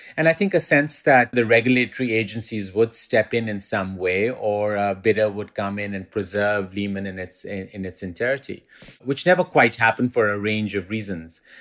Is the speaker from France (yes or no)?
no; Pakistan; also born or lived in England; now in New York, United States; I spent about forty percent of my life growing up in Pakistan, then spent the next twenty percent in the U K, in England, and then I've been in New York since about